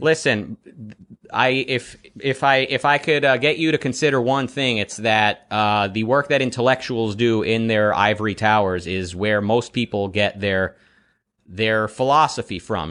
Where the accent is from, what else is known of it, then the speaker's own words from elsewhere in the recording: Detroit, Michigan, United States; moved away as an adult; also born or lived in Israel; now in Los Angeles, United States; So I was born in Israel. I lived in Detroit, uh, through my teen years and through my twenties, mostly, and now I'm in L